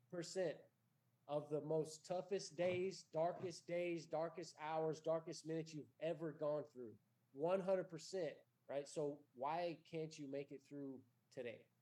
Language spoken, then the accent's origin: English; Bandera, Texas, United States; I'm from Bandera.